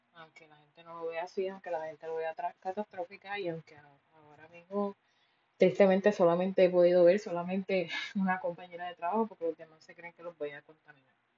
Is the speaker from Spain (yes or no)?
no; Puerto Rico; yo soy boricua